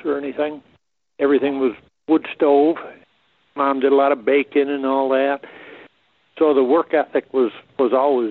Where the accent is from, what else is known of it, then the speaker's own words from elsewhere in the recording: Thurman, New York, United States; now in Hadley, United States; I was born in Thurman, grew up there, attended Warrensburg School, and graduated out of there